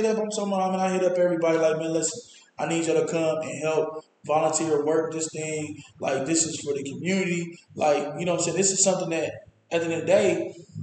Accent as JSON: {"language": "English", "town": "Columbus", "region": "Ohio", "country": "United States", "tie": "born or raised there", "said": "I grew up in St. Stephen's"}